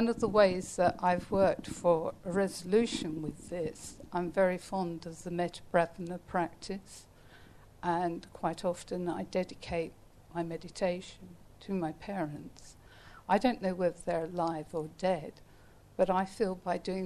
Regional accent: London, United Kingdom; I was born in the East End of London in a political family. My parents were socialists, and they brought me up

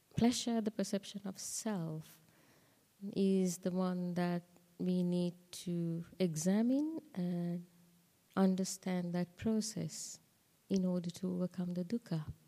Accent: Sri Lanka; moved away; I was born in Sri Lanka, so I was open to, I mean, I learned the Dhamma in school

